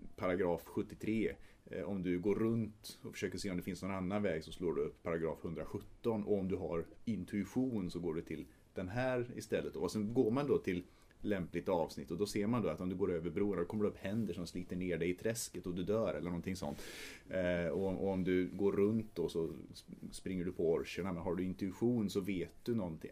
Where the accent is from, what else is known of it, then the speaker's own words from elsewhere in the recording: Trollhättan, Västra Götaland, Sweden; vi spelade en del rollspel på högstadiet och gymnasiet framförallt eh, hemma i Trollhättan